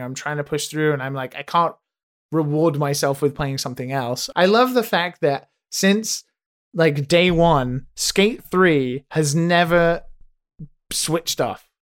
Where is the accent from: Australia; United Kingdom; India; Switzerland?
United Kingdom; me as a Brit